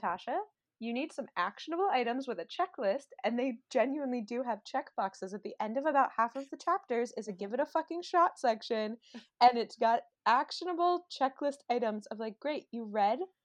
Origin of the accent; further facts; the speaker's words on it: Maryland, United States; now in Los Angeles, United States; I grew up in Maryland, and now I live in Los Angeles